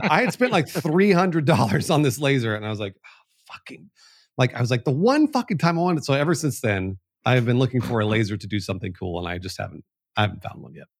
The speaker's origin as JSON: {"language": "English", "town": "Los Angeles", "region": "California", "country": "United States", "tie": "born or raised there", "moved": "yes", "said": "I was born in the Valley, in the San Fernando Valley, which is the the home of the Valley Girl accent"}